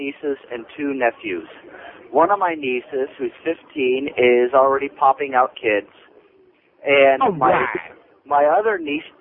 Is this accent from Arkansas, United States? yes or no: yes; Arkansas, United States; I am from Arkansas.